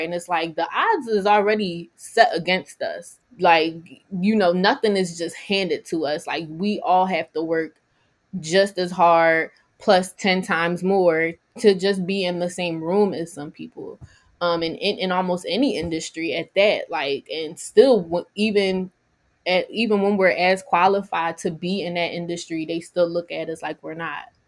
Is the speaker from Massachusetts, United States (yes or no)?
no; Philadelphia, Pennsylvania, United States; I'm from Alney